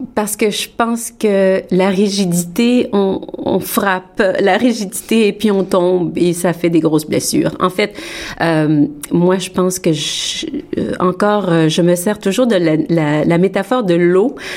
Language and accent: French; Montreal, Quebec, Canada; moved away as an adult; also born or lived in France; now in Toronto, Canada; j'ai grandi à Montréal